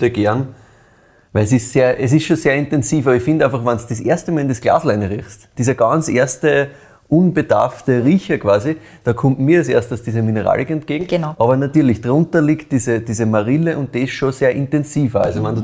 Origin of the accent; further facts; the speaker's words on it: brewery town in the Weinviertel, Lower Austria, Austria; Ich bin ja selber in Lahn in einer Brauereistadt aufgewachsen quasi das ist halt wirklich so, ne? wir sind im Weinviertel